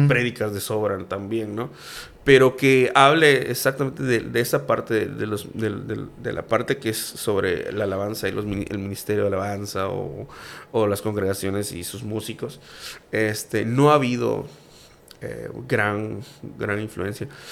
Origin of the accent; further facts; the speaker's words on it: Campeche, Mexico; yo soy más campechano que el pan de cazón